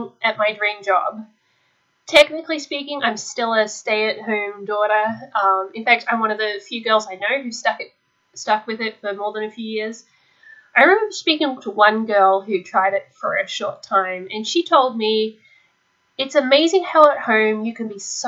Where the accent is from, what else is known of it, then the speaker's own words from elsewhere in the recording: Australia; being Australian, I missed out on a lot of the peer pressure and the repressive cultural aspects of US homeschooling.